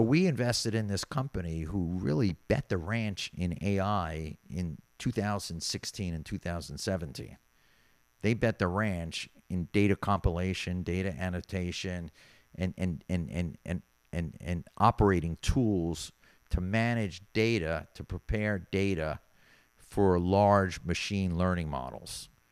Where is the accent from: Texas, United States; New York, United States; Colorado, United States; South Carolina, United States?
New York, United States; moved away as an adult; now in Miami Beach, United States; being a New Yorker